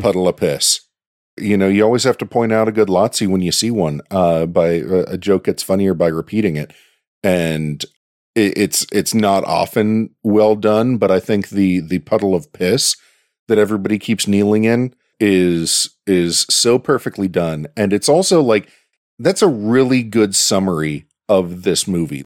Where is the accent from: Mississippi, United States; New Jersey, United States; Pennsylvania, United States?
Pennsylvania, United States; Pittsburgh; accent: Yinzer; my hometown